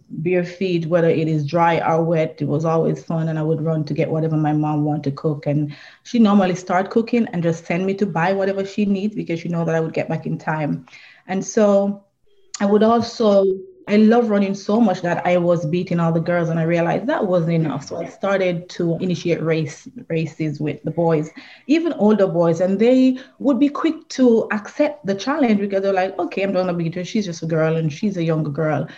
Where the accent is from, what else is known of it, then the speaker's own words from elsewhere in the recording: Trelawny Parish, Jamaica; I was born in Trelawney, Jamaica. It is a rural area, so I consider myself a country girl. And I grew up in a family that was a huge family